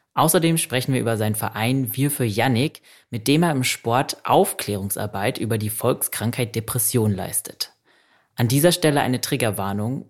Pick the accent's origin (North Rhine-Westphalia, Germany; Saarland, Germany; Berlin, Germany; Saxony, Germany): Berlin, Germany; ich als Berliner